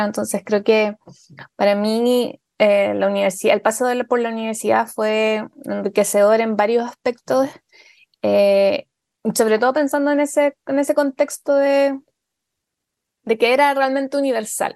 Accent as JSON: {"language": "Spanish", "town": "Tomé", "region": "Biobío", "country": "Chile", "tie": "born or raised there", "said": "yo soy de Tomé, que eso es muy importante para mí, siempre eh, lo digo, eh, porque para mí es fundamental saber y que, que se sepa que, que, he sido criada en provincia"}